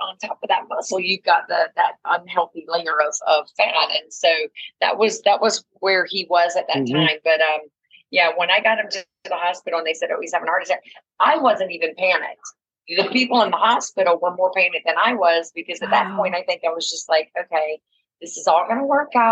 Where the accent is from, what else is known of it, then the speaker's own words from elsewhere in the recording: South Georgia, United States; I'm from the South, from South Georgia.